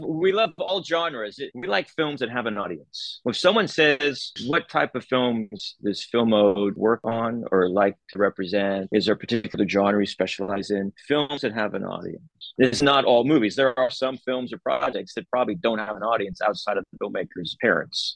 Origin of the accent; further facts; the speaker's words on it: Los Angeles, California, United States; I grew up in LA, but there was no one in my family in the entertainment business.